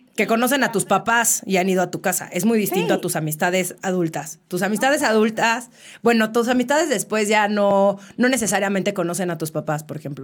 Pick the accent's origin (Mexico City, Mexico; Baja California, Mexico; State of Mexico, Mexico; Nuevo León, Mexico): Mexico City, Mexico; soy de la Ciudad de México creo que se escucha en mi acento